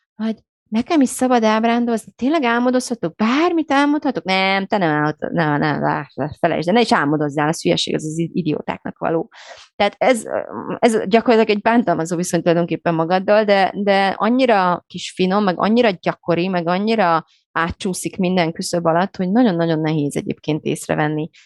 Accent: Romania; moved away; én Romániában nőttem fel

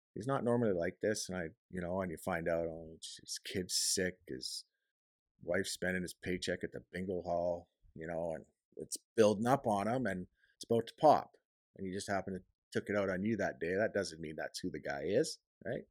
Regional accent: Canada; I'm a Canadian guy

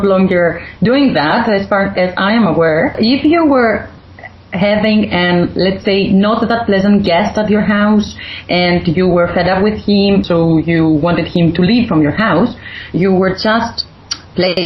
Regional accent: Naousa, Central Macedonia, Greece; also born or lived in Thessaloniki; I'm from northern Greece, I will give you some hints of what we're doing in my hometown in Naousa

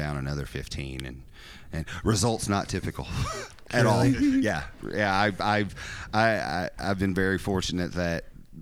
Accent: Corbin, Kentucky, United States; moved away as an adult; also born or lived in Lexington, Kentucky; now in Michigan, United States; Born and raised. I was born in Corbin, Kentucky

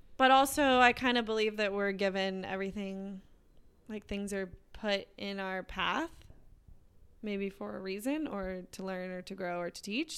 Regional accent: Texas, United States; growing up in Texas, it was like you go to high school and then you go to college

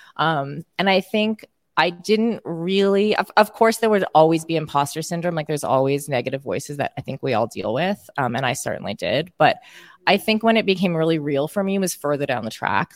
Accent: Canada; accent: Canadian; my Canadian accent

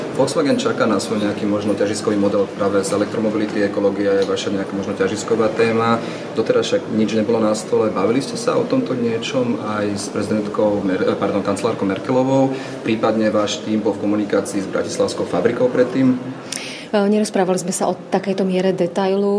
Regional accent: Slovakia; nám, Slovakom a Čechom

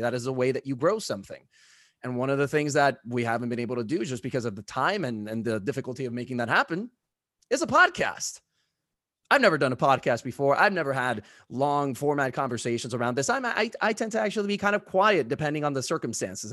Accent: Puerto Rico; I grew up in Puerto Rico

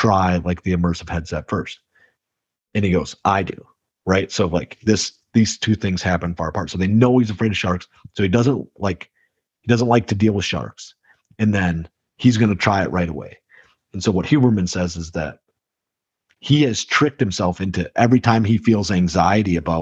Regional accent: Midwest, United States; We're from the Midwest

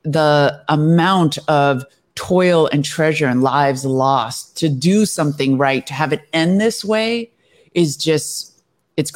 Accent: United States; I was born in the United States

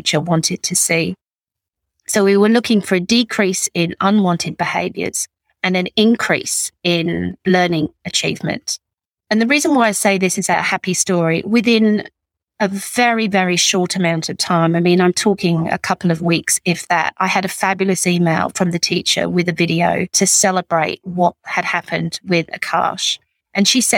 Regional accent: England, United Kingdom; also born or lived in Northern Beaches, Sydney; now in Sydney, Australia; I'm English

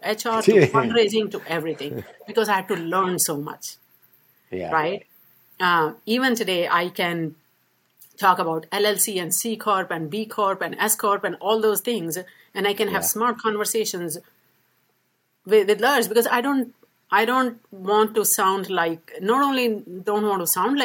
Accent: India; accent: British English; moved away as an adult; now in United States; I was born and raised in India

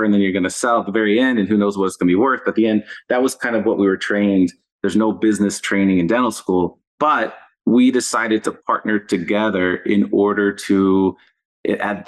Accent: Texas, United States; I'm from Texas. I live in Texas now

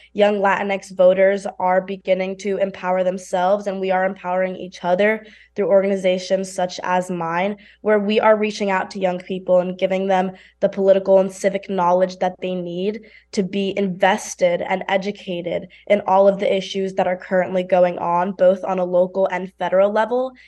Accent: New York City, New York, United States; I come from New York City, which we know is a very highly industrial space

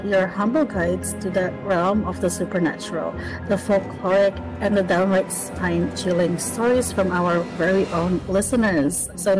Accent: Philippines; growing up in the Philippines

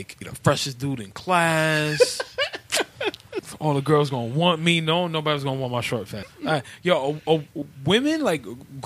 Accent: New York City, New York, United States; also born or lived in Brooklyn, New York; I grew up in East Harlem. I didn't come to Brooklyn until I was 15

